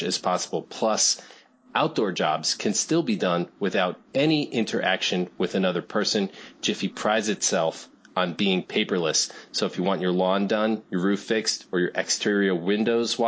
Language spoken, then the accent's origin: English; New Fairfield, Connecticut, United States; now in Chicago, United States; I grew up in New England